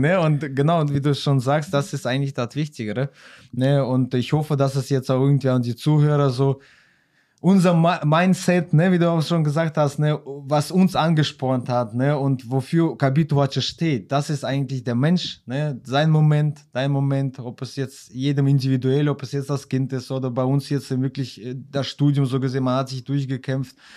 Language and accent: German; Xanten, North Rhine-Westphalia, Germany; wir kommen aus Xanten